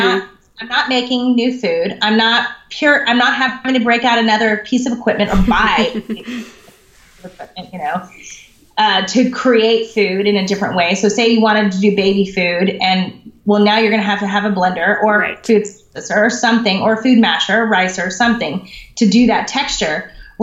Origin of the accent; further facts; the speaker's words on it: the South, United States; moved away; I'm from the South originally